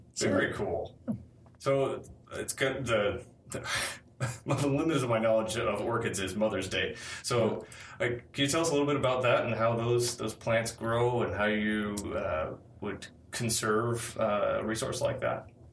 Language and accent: English; Minneapolis, Minnesota, United States; I grew up in the Twin Cities as well